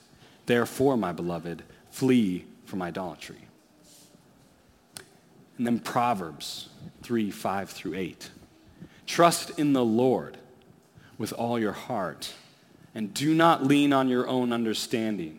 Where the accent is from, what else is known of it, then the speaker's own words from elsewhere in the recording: Alaska, United States; As a kid, I grew up in Alaska.